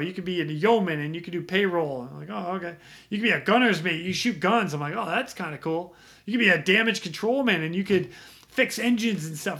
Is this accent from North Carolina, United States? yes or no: no; just outside of Boston, Massachusetts, United States; moved away as an adult; now in Ras Tanura, Saudi Arabia; born and raised Massachusetts. Um, I grew up there 18 years